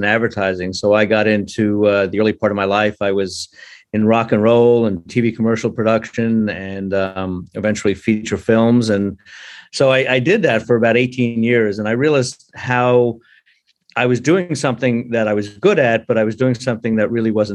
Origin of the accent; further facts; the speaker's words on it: North Shore of Long Island, New York, United States; moved away as an adult; also born or lived in Brooklyn, New York; now in Asheville, United States; I also spent a lot of my time growing up on the North Shore of Long Island